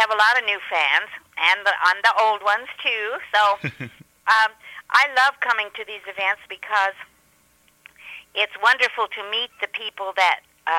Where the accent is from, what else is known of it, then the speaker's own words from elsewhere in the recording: Greeley, Colorado, United States; Well, I'm from a little town north of Denver, Colorado. It's called Greeley, G-R-E-E-L-E-Y, Greeley, Colorado.